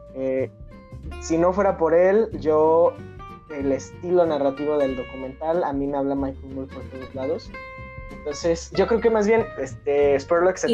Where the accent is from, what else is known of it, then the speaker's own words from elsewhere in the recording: Mexico; mi esa cultura como mexicanos